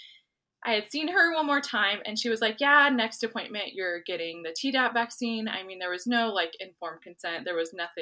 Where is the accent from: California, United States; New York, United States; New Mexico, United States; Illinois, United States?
New Mexico, United States; I'm from New Mexico.